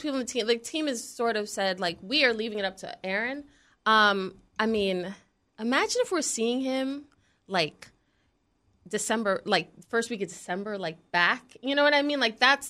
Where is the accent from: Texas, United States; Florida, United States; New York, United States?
New York, United States; New York City; And I know I'm from New York City. I'm from Brooklyn. I went to school in Greenwich Village, Soho, when I was in middle school.